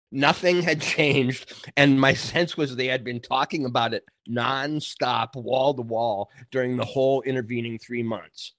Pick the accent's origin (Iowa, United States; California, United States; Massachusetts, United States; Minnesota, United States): Minnesota, United States; rural; moved away; also born or lived in New York; I grew up in Minnesota, we got the pa, uh, rural Minnesota